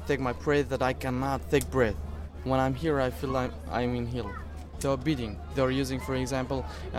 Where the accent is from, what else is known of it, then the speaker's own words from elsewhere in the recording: Afghanistan; moved away as an adult; I'm from Afghanistan, okay? And we're here because of insecurity in Afghanistan and bad economy in Afghanistan.